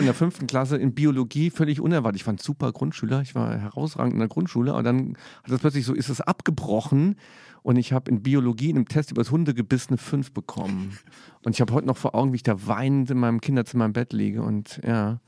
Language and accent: German; Saarland, Germany; moved away; also born or lived in Cologne; komme ich aus dem Saarland